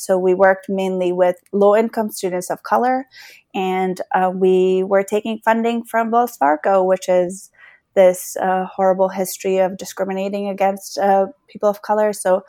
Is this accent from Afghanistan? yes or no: yes; Afghanistan; also born or lived in Beaverton, United States; now in Virginia, United States; I'm a refugee from Afghanistan, and my family was resettled in Beaverton, Oregon. And we moved to Northern Virginia in 2006